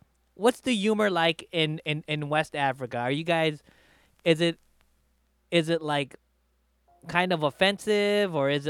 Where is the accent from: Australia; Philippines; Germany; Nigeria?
Philippines; So, you know, like for me, I'm Filipino. If I go back to the Philippines, I'll talk shit about my people.